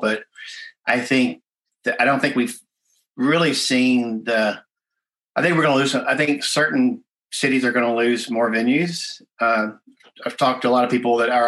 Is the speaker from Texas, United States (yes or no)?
yes; Texas, United States; in Texas, my home state